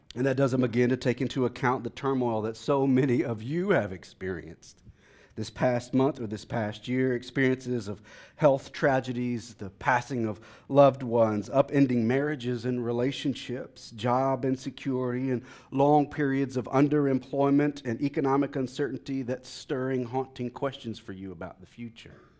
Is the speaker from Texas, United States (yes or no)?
yes; Texas, United States; now in Washington, D.C., United States; I'm from Texas